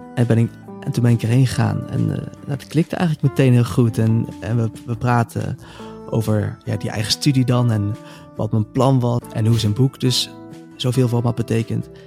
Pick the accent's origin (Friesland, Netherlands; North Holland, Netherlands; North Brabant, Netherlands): North Brabant, Netherlands; moved away as an adult; also born or lived in Amsterdam; kwam ik weer thuis in Brabant, in het kleine dorpje waar ik vandaan kwam